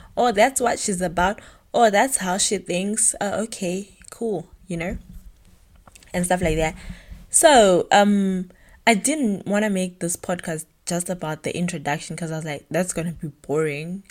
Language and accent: English; Bulawayo, Zimbabwe; moved away as an adult; now in Germany; I was born and bred in Bulawayo, Zimbabwe